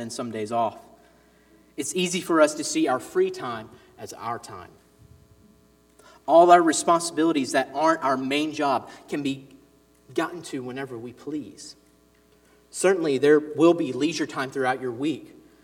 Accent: Ridgeland, Mississippi, United States; also born or lived in Jackson, Mississippi; We lived in the suburbs of Ridgeland, actually, here in Mississippi, but the church I grew up in was in Fondren, the Jackson area

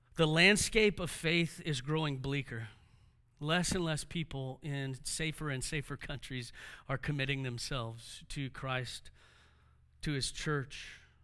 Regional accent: Houston, Texas, United States; being raised by a single mom made things difficult for us growing up in Houston

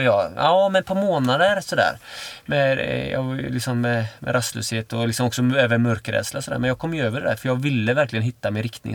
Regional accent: Öckerö, Västra Götaland, Sweden; moved away; där jag är född, eh, på Öckerö, mm. liksom, det är liksom fiskare och sådär.

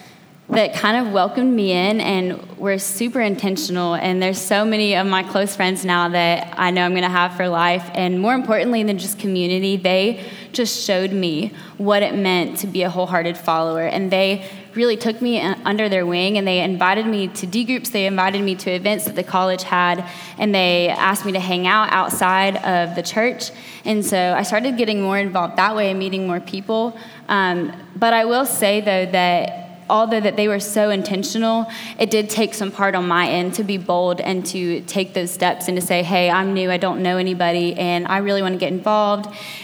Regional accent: Athens, Georgia, United States; I just graduated college 2 years ago, and I'm from Athens originally, so I went away for college, moved back home 2 years ago

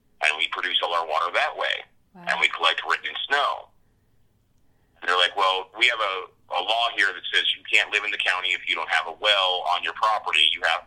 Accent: Eureka, California, United States; moved away as an adult; now in Flint, United States; Eureka was my hometown

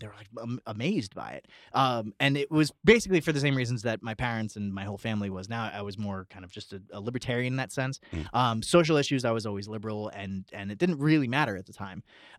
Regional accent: Central New Jersey, United States; We're from Central New Jersey. I kind of grew up

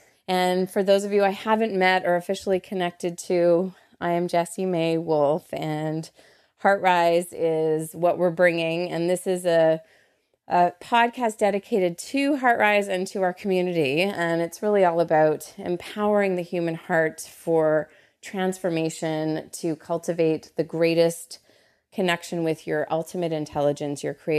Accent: Canada; And I am Canadian, so whenever I say about, that's there it is. Although my Canadian friends and fam definitely feel I sound a little more Americana.

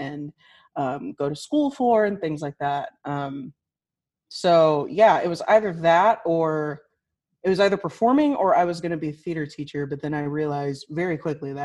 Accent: Liberty, Missouri, United States; I was born and raised in the Kansas City area, specifically Liberty, which is a suburb of Kansas City. And I haven't been I haven't lived anywhere else

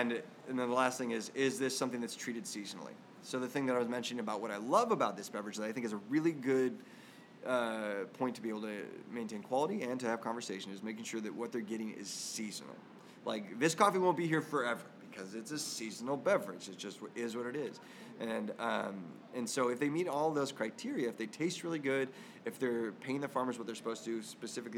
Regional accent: Irvine, California, United States; born or raised there

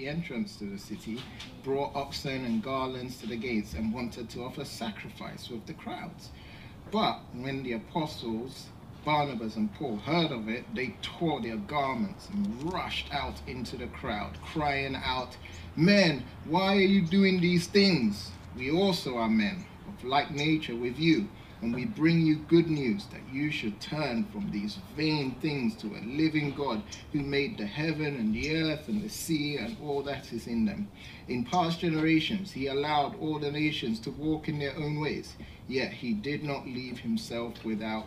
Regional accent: England, United Kingdom; when I was young, growing up in England

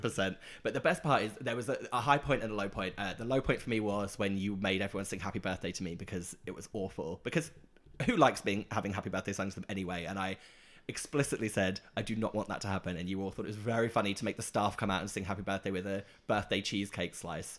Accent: Norwich, East of England, United Kingdom; moved away; Norwich is my hometown where I'm from in the U K

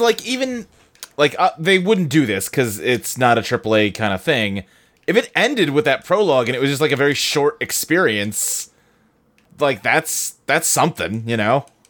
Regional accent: Kentucky, United States; I'm the one from Kentucky with home of the Creation Museum.

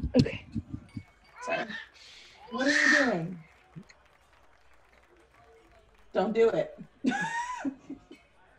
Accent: South Florida, United States; moved away as an adult; also born or lived in New York City / Las Vegas; I'm originally from South Florida. I grew up there most of my young adult life.

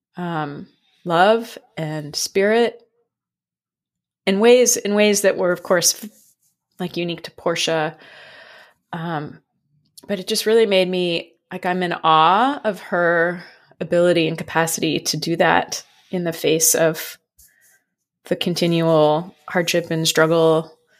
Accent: San Francisco, California, United States; moved away; I grew up in San Francisco

